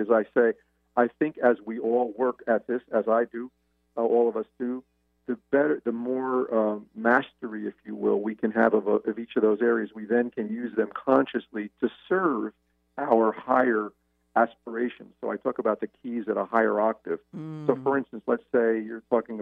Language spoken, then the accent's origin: English; United States; as an Italian male, as a male, as an American